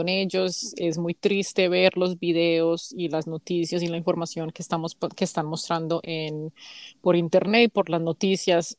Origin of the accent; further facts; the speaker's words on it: Colombia; now in United States; las dos somos primas, somos colombianas